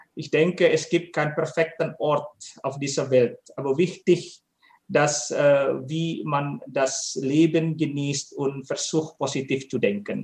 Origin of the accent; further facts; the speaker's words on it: Jakarta, Indonesia; German is a second language; moved away as an adult; also born or lived in North Sumatra / Hamburg; now in Germany; Ich komme ursprünglich aus Indonesien